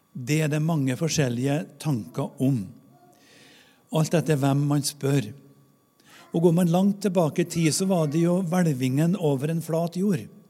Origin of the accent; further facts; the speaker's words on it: Namdalen, Trøndelag, Norway; moved away; Jeg har vokst opp i bygd i Namdalen uten kirke og kirkegård